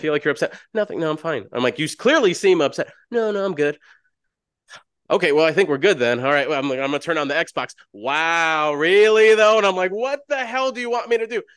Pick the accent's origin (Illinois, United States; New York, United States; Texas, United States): Illinois, United States; Chicago; I'm from South Side Chicago, oldest of ten siblings. I grew up in the hood.